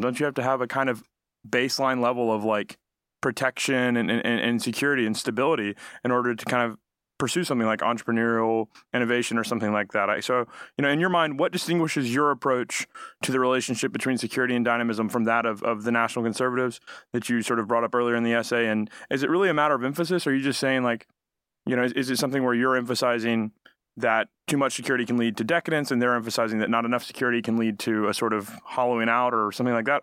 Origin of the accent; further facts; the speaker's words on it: Alabama, United States; I'm from Alabama